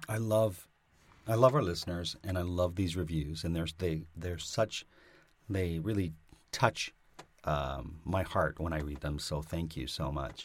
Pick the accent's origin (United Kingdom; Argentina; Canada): Canada; I'm Canadian